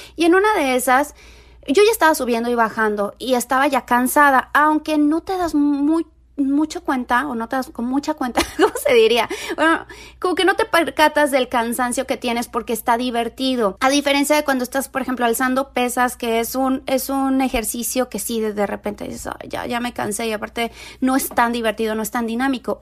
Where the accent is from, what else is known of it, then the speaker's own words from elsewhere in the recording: Mexico; moved away; soy mexicana viviendo en un país donde hay demasiado racismo